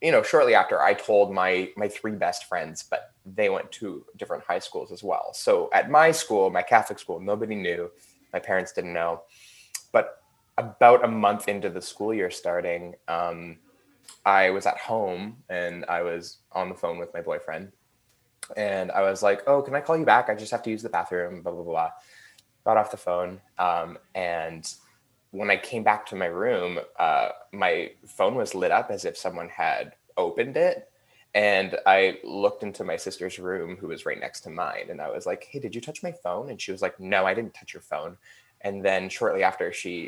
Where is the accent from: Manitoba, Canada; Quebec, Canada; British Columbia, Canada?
British Columbia, Canada; Burnaby; also born or lived in Vancouver, British Columbia, Canada; I was born in Vancouver, British Columbia, Canada. And I grew up in Burnaby, which is a city that's like 20 minutes away from Vancouver.